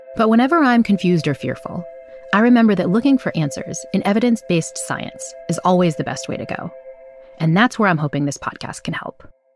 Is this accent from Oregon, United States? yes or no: no; New Bedford, Massachusetts, United States; moved away; We went to high school together back in my hometown of New Bedford, Massachusetts